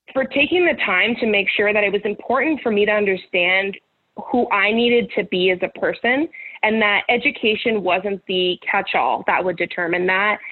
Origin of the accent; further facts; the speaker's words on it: Campbell, California, United States; I grew up in Campbell, California, which is in the South Bay of the Bay Area.